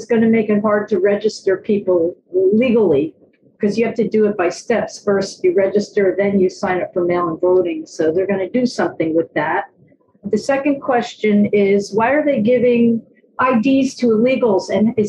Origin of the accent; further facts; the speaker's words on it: New York City, New York, United States; also born or lived in Pennsylvania; I'm from New York City. Two questions. One is that in Pennsylvania, which is where I was born